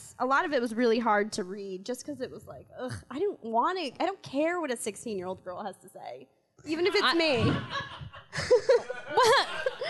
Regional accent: Connecticut, United States; See, I'm from Connecticut. I don't even know what it's called.

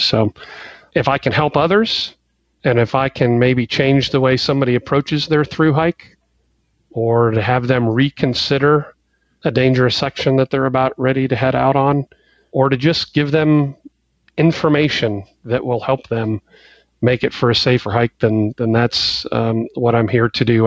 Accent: Ohio, United States; moved away as an adult; also born or lived in Texas; Trevor and our family, we, we grew up in Ohio

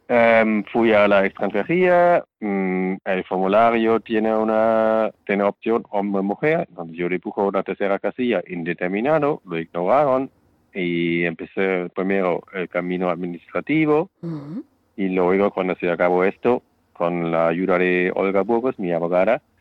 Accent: Germany; now in Spain; el Estado civil que yo tengo en mi país de origen, en mi caso Alemania, tiene que ser respetado por el país a donde voy.

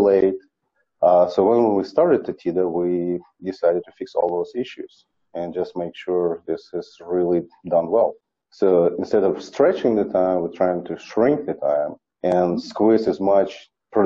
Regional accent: Ukraine; moved away as an adult; now in United States; I am from Ukraine

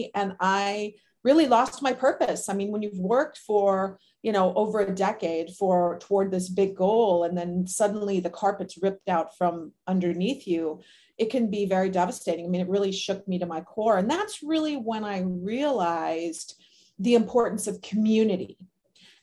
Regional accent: Minnesota, United States; moved away as an adult; also born or lived in Southern California; I am from Minnesota originally, cold weather climate

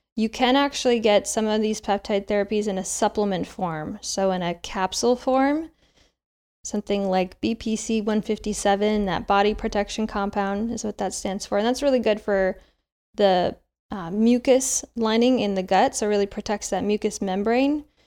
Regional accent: Midwest, United States; born or raised there; moved away; also born or lived in Seattle, Washington

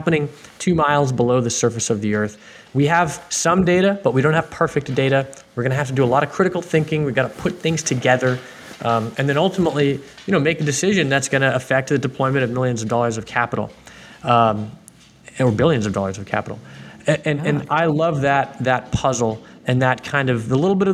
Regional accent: Houston, Texas, United States; I'm from Houston and, you know, I don't have any family background in the industry. But, of course, it was all around me growing up

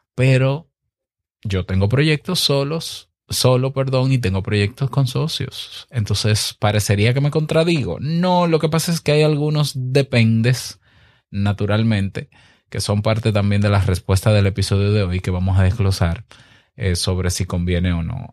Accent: Dominican Republic; mi país, República Dominicana

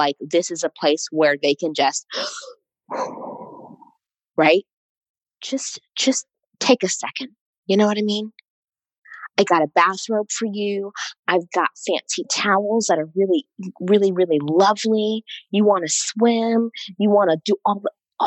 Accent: East Coast, United States; I'm from the East Coast, which I feel like honestly is like, I'm a bit of an East Coast snob

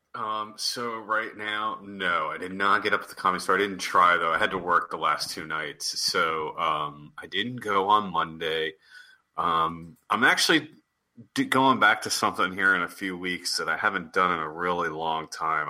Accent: East Coast, United States; now in Los Angeles, United States; I'm from the East Coast

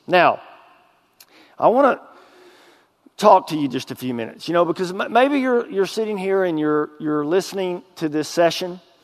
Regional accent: Texas, United States; moved away as an adult; now in Arkansas, United States; I was a drug dealer in my hometown

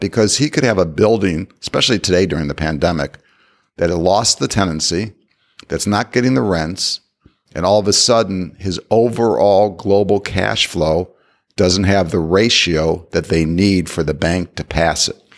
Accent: Ohio, United States; I grew up in Ohio

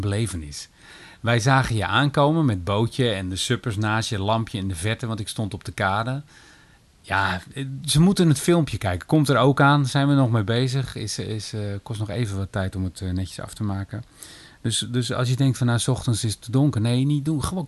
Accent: Rotterdam, South Holland, Netherlands; Ik ben een geboren en getogen Rotterdammer.

